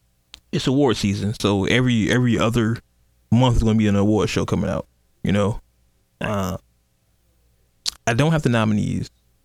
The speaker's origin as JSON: {"language": "English", "town": "Oakland", "region": "California", "country": "United States", "said": "But, I am from Oakland."}